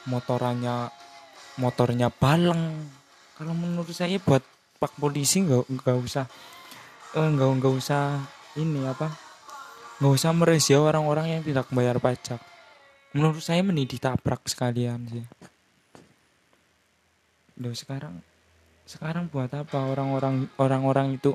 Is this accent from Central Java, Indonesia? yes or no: yes; Purwokerto, Central Java, Indonesia; accent: Ngapak; maaf ya kalau saya ngomongnya bercampur pakai bahasa ngapak karena saya kan berasal dari Purwokerto ya Purwokerto Banyumas jadi ada ada sedikit lokat lokat ngapaknya